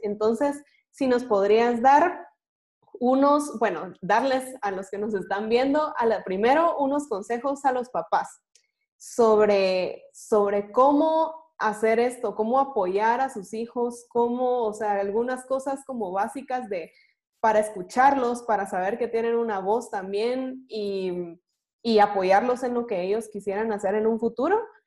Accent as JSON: {"language": "Spanish", "country": "Guatemala", "said": "como guatemaltecos"}